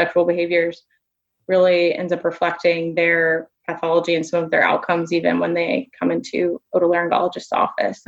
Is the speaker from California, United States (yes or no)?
no; Mandeville, Louisiana, United States; also born or lived in New Orleans, Louisiana; I am originally from Louisiana. I grew up in a small town outside of New Orleans called Mandeville.